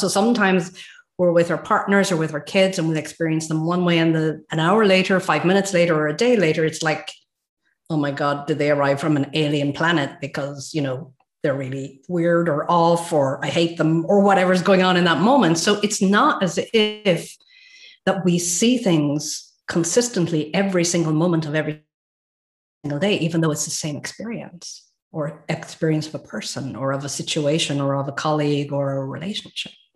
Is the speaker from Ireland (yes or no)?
yes; Ireland; now in Sweden; I live in Sweden, by the way, guys. So even though I'm Irish, I've got a little finger that's Swedish.